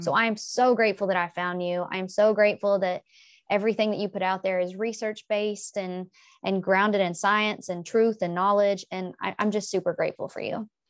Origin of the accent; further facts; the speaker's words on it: the South, United States; I'm from the South. We eat a lot of fried foods.